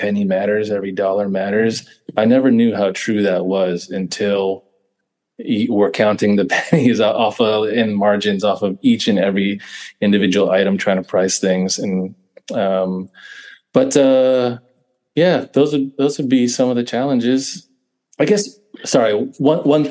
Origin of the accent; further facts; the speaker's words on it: East Bay, California, United States; we were both born and raised in the East Bay, basically on either side of Oakland.